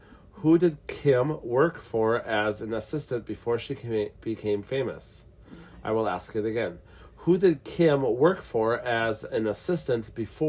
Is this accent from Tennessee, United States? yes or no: yes; Tennessee, United States; I'm from Tennessee.